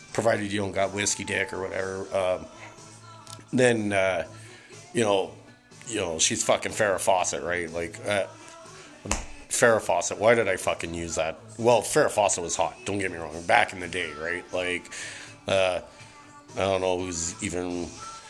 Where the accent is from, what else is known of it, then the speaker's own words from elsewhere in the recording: Calgary, Alberta, Canada; growing up in Calgary